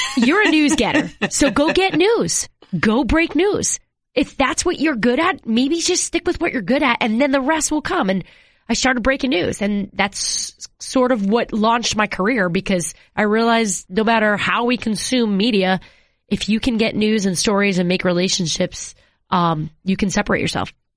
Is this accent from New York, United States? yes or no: yes; New York, United States; moved away as an adult; also born or lived in Seattle / Washington D.C. area